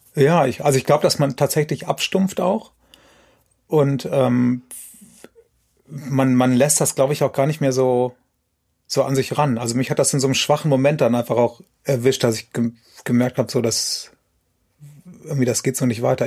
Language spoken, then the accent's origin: German; Aachen, North Rhine-Westphalia, Germany; das habe ich in Aachen gemacht, wo ich herkomme